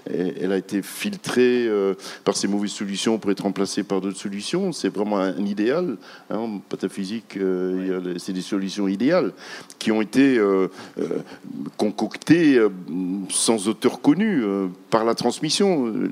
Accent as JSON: {"language": "French", "region": "Quebec", "country": "Canada", "said": "Nous, les amis du Verbe, nous, nous on vient de, du Québec et on a trois versions de, de j'allais dire de …."}